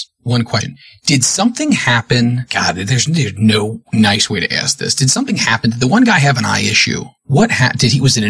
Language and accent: English; Cincinnati, Ohio, United States; That's my hometown. That's where I'm at.